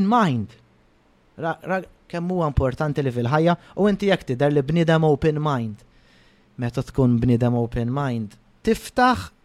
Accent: Malta; jiena Malti pur ġifieri ngħidu hekk. Jekk hawn ifimni pur mhux bħala dana, jien Malti u nanna Maltijan, bużnannit Maltin, kollox Malti.

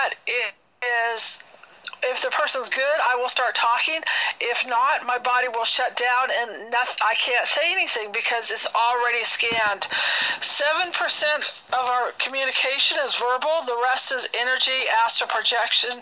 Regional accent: Bay Area, California, United States; moved away as an adult; now in Reno, United States; I'm from the Bay Area, but now I'm in Reno, Nevada

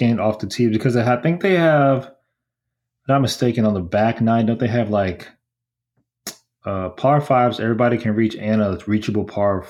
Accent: Texas, United States; I'm from Texas

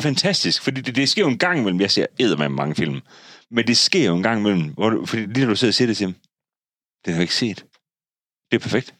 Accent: Denmark; jeg er født i Jylland

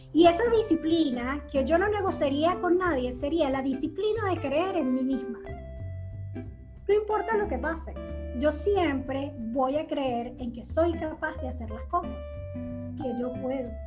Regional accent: Venezuela; moved away as an adult; now in United States; nosotros como venezolanos

